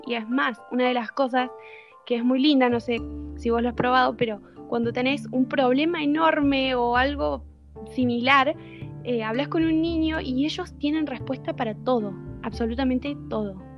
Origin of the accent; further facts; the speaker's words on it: Córdoba, Argentina; yo soy de Córdoba, de Argentina, justamente el centro del país, eh, y vivo en Capital.